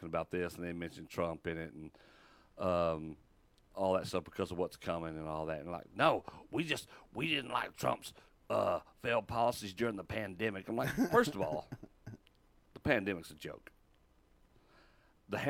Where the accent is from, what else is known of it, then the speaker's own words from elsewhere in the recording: Texas, United States; I was born and raised in Texas